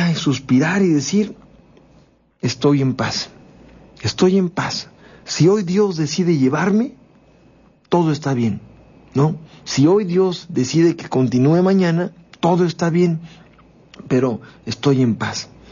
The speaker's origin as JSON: {"language": "Spanish", "country": "Mexico", "said": "así somos los mexicanos"}